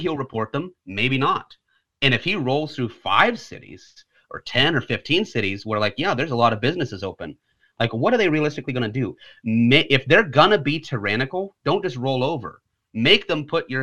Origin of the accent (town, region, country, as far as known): Indiana, United States; born or raised there